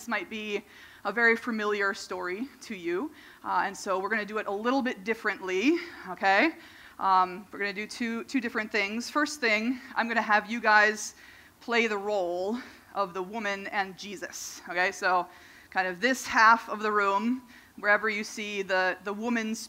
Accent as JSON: {"language": "English", "region": "Minnesota", "country": "United States", "tie": "born or raised there", "said": "when I was a kid, I grew up in Minnesota"}